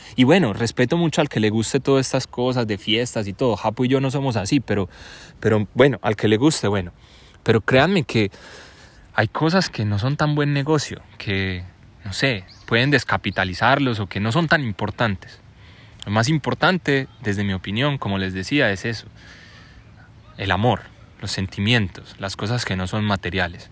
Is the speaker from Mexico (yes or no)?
no; Colombia; yo soy colombiano y mi papá es colombiano